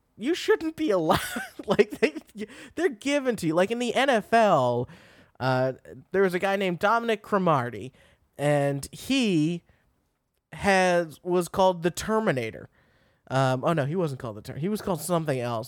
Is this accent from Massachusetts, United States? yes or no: yes; Massachusetts, United States; I'm from Massachusetts